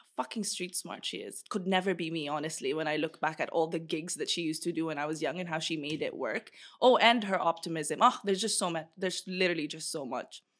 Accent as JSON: {"language": "English", "country": "Bahrain", "tie": "born or raised there", "also_born_or_lived": "Philippines", "moved": "yes", "said": "I was in Bahrain"}